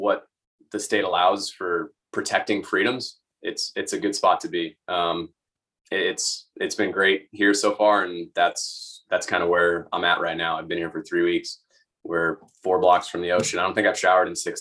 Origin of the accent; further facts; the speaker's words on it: just outside of Boston, Massachusetts, United States; also born or lived in Bay Area, California; now in Florida, United States; I grew up just outside of Boston, and I was in the Bay Area in California